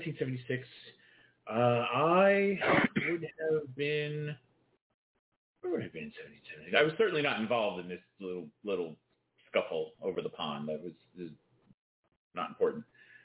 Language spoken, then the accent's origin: English; England, United Kingdom; Well, I am English.